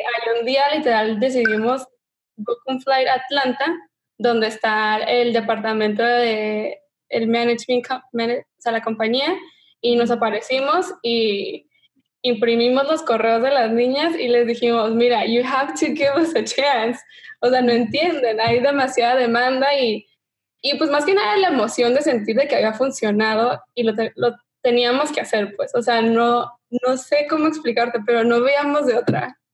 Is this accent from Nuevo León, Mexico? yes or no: no; Tijuana, Baja California, Mexico; moved away as an adult; now in Los Angeles, United States; soy mexicana de Tijuana y me mudé a Los Ángeles hace ya siete años para la universidad